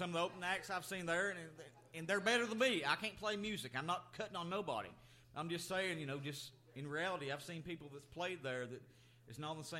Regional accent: Kentucky, United States; moved away; I was born and raised in Kentucky

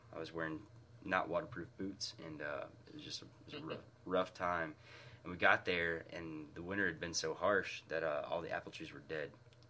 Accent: Michigan, United States; moved away as an adult; now in Huntington, United States; As much as I love Michigan, it's, you know, it's my home state.

